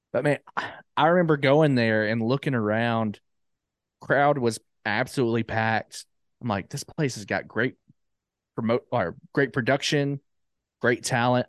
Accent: Jasper, Alabama, United States; moved away as an adult; now in Huntsville, United States; I'm originally from Jasper, Alabama.

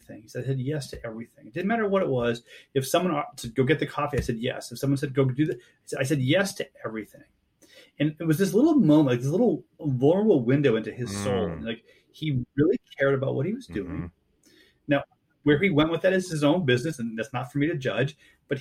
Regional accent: New England, United States; moved away; grew up in New England.

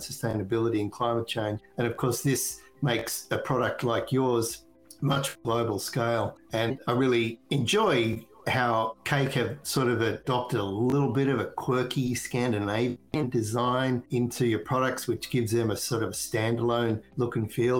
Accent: Australia; moved away; I'm originally from Australia

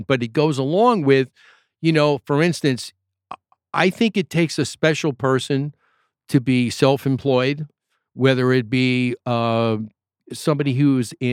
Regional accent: New York, United States; I'm from New York

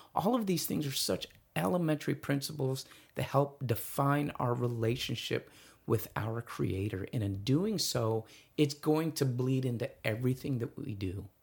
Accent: East Valley, Arizona, United States; I'm from the East Valley, and so I'm from, more familiar with those schools

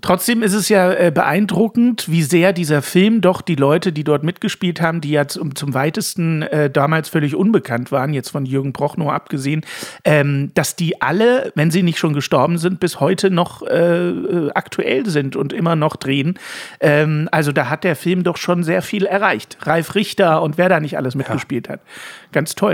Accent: Ulm, Baden-Württemberg, Germany; Ich bin ja in Ulm aufgewachsen

